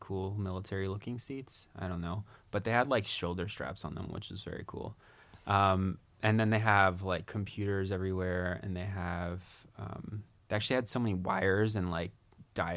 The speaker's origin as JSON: {"language": "English", "region": "Maryland", "country": "United States", "moved": "yes", "lives_now": "New York City, United States", "said": "I'm from Maryland, right outside"}